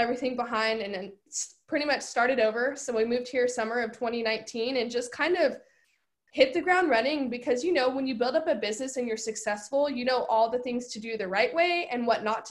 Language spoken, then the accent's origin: English; California, United States; I'm originally from California.